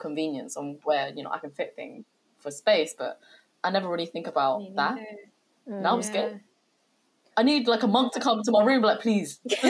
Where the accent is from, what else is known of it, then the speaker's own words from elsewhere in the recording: United Kingdom; I'd always say I'm British.